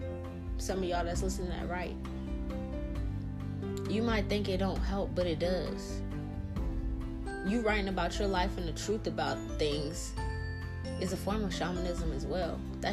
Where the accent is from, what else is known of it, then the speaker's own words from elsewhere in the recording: New Orleans, Louisiana, United States; now in Pacific Northwest, United States; I came up to where I live now from the south. I'm in Pacific Northwest. I came from New Orleans, the bottom of the boot, the bottom, where it's murder and killings and you be lucky to live to a certain fucking age.